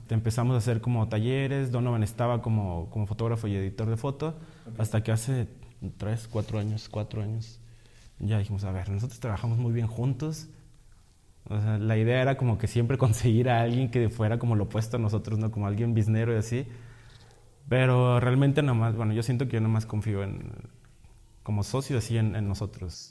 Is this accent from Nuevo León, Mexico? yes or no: yes; Monterrey, Nuevo León, Mexico; Yo estudié artes visuales, soy de Monterrey